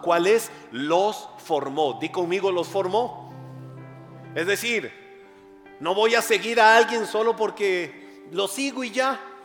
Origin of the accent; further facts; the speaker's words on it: Costa Rica; accent: tico; also born or lived in West Texas, United States; no me van a cambiar mi acento tico